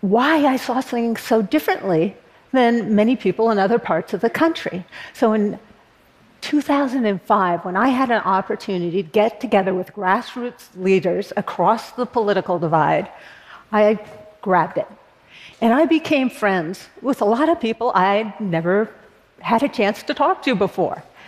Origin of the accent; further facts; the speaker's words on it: Berkeley, California, United States; I was born in Berkeley, California, a notoriously progressive college town. And I live there now